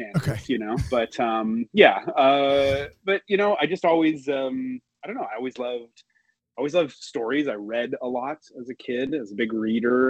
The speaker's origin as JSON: {"language": "English", "town": "Montreal", "region": "Quebec", "country": "Canada", "tie": "born or raised there", "also_born_or_lived": "Toronto", "said": "I was born and raised in Montreal"}